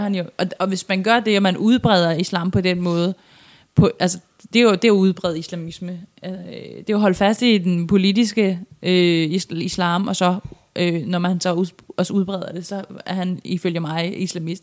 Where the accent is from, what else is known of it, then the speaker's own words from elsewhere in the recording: Iran; now in Denmark; kommer jeg jo oprindeligt fra Iran